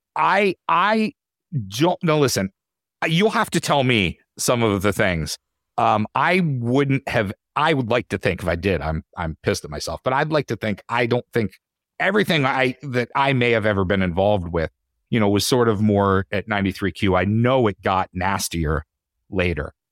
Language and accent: English; Titusville, Pennsylvania, United States; moved away as an adult; also born or lived in Syracuse; I grew up in Titusville, Pennsylvania